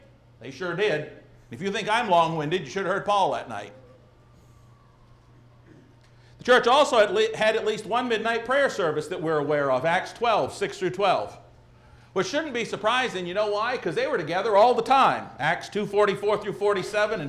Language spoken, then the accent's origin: English; Maine, United States; moved away; I'm from Maine and we have some funny accents and words up there